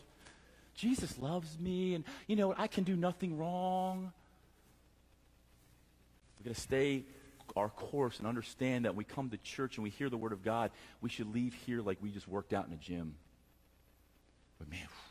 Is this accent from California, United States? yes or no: no; Lancaster, Pennsylvania, United States; I'm from Lancaster, Pennsylvania